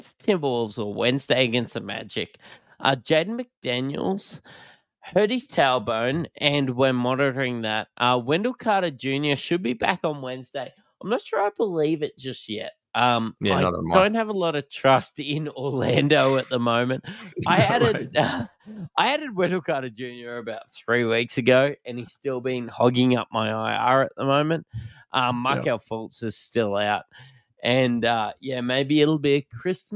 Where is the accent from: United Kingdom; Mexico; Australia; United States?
Australia; being a Australian.